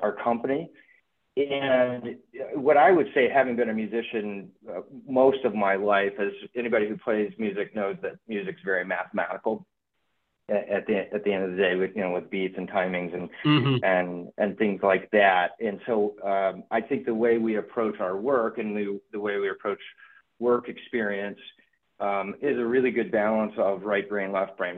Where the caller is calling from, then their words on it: New York area, United States; moved away; I'm calling from the New York area. I uh, live outside New York City and uh, been here long enough to, I think, be a New York native.